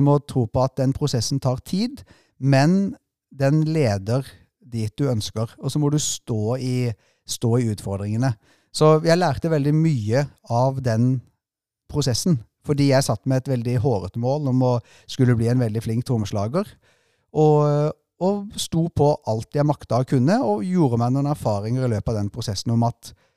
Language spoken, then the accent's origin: Norwegian; Sørlandet, Southern Norway, Norway; moved away; kom fra en korpsbygd hjemme på Sørlandet